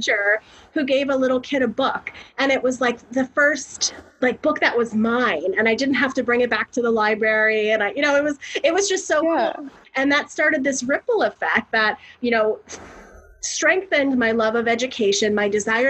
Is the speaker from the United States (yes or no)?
yes; Florida, United States; I'm from Florida